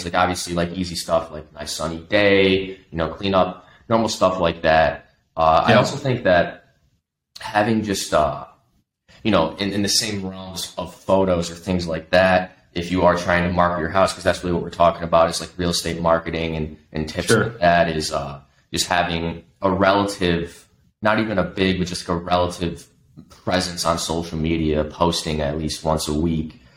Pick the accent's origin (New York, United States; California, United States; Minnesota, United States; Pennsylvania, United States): New York, United States; Buffalo; I grew up in Buffalo